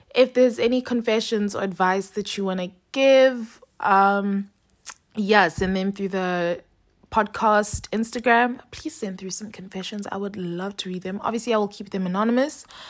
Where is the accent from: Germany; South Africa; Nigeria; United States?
South Africa; Cape Town, Western Cape; moved away as an adult; now in Johannesburg, South Africa; right now I'm in Cape Town, which is my hometown